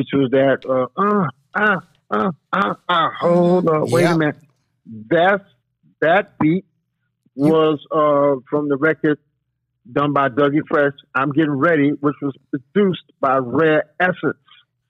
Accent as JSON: {"language": "English", "town": "Washington", "region": "District of Columbia", "country": "United States", "said": "I'm a DJ, but I'm a DJ from Washington, D.C., Southeast Washington, D.C., to be exact."}